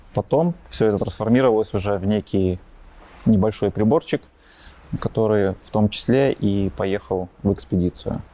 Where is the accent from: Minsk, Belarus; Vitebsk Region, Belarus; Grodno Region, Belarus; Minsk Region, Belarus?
Grodno Region, Belarus; Grodno; родился я в Гродно, а, учился, ну, как и многие до 9 класса в обычной школе